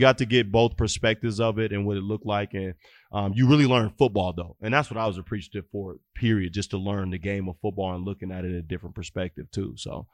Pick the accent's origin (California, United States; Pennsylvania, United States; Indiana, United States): Indiana, United States; Fort Wayne; moved away; I grew up in Fort Wayne, Indiana.